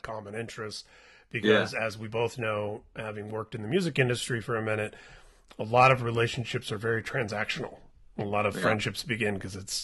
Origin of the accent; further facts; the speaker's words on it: Indianapolis, Indiana, United States; I grew up in Indianapolis